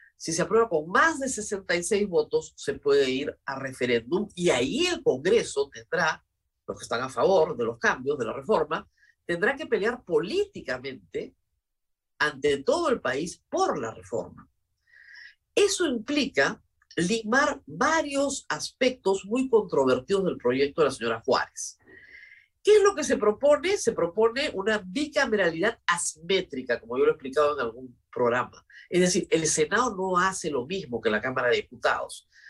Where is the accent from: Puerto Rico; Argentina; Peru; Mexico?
Peru; como peruano